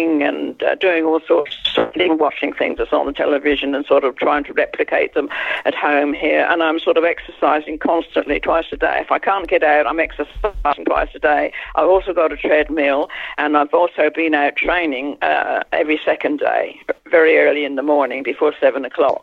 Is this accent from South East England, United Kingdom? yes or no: yes; Isle of Wight, South East England, United Kingdom; moved away; I grew up on the Isle of Wight.